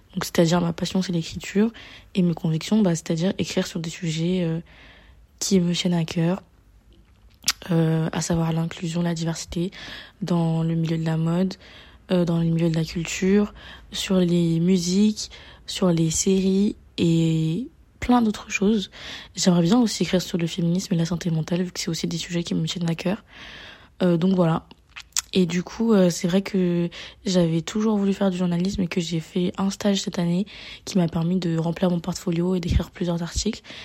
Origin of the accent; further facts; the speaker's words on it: Paris, Île-de-France, France; moved away as an adult; je suis née à Paris. Je suis une Parisienne et tout, euh, de facto